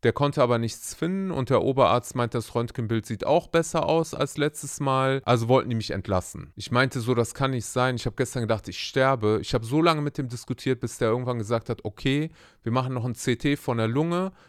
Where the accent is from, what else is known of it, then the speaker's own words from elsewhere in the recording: Germany; bei uns in Deutschland